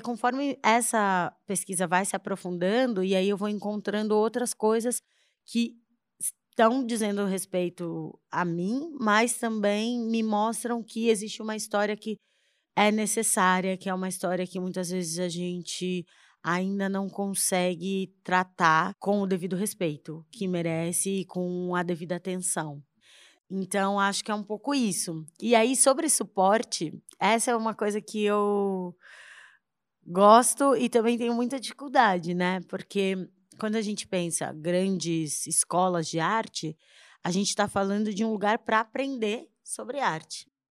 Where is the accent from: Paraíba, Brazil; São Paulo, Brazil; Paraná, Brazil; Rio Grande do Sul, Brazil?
São Paulo, Brazil; moved away as an adult; now in Salvador, Brazil; eu sou paulistana, nasci em São Paulo